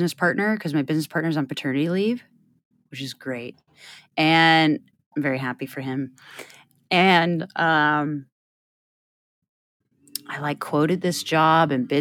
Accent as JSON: {"language": "English", "region": "Iowa", "country": "United States", "said": "we're both from Iowa"}